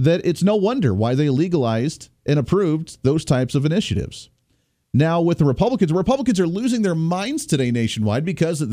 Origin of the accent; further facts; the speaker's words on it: Ohio, United States; moved away as an adult; I grew up in Ohio. I spent most of my life in Ohio growing up as a kid and then going to college in Ohio